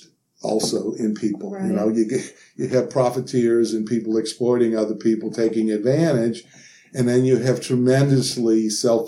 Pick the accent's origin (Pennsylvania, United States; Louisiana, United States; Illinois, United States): Louisiana, United States; New Orleans; I'm from Louisiana and grew up in New Orleans